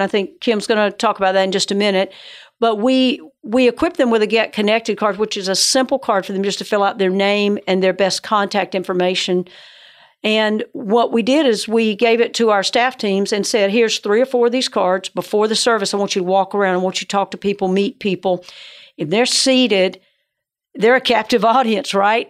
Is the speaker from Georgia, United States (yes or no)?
yes; Georgia, United States; I grew up in Georgia, so that's where the northern accent comes